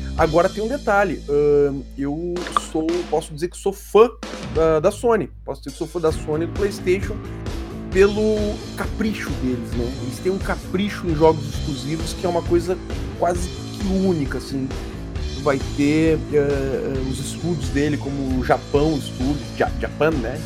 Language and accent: Portuguese; Brazil; Bons brasileiros que somos